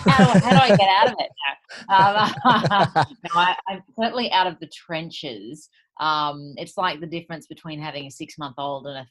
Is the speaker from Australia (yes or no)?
yes; Sydney, New South Wales, Australia; I'm from Sydney, in this beautiful little house.